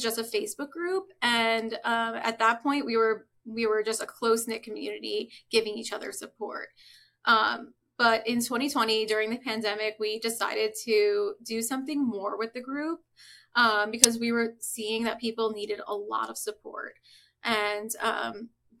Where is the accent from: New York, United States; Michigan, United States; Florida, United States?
New York, United States; Long Island; So I'm originally from New York, grew up on Long Island